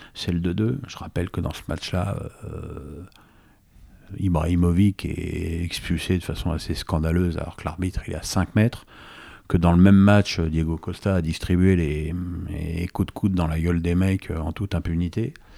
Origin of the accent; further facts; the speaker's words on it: Paris, Île-de-France, France; also born or lived in Seine-et-Marne; je suis né à Paris 8e, hein, tu vois le restaurant L'Avenue.